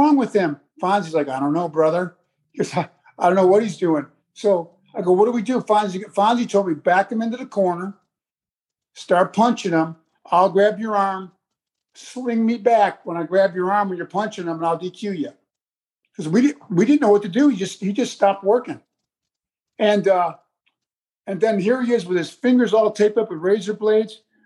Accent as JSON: {"language": "English", "region": "New York", "country": "United States", "said": "I'm not from Texas. I'm a New York boy"}